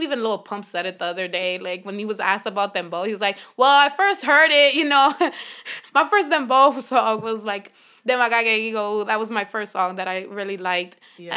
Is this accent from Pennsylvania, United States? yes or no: yes; Philadelphia, Pennsylvania, United States; growing up in Philly